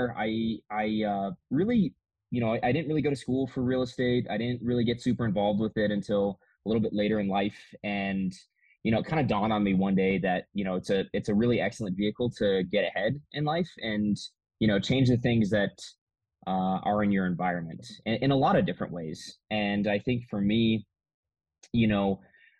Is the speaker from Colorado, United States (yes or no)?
yes; Manitou Springs, Colorado, United States; It's actually my hometown where I grew up. I grew up here in Colorado